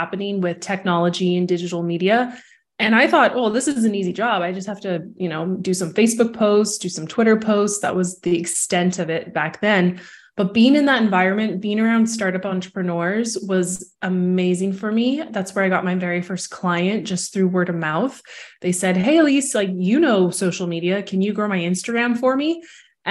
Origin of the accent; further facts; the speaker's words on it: Vancouver, British Columbia, Canada; moved away as an adult; also born or lived in Toronto, Canada / Mexico; now in Barcelona, Spain; I'm from Vancouver, Canada, and left Vancouver as a young adult, spent 13 years in Toronto.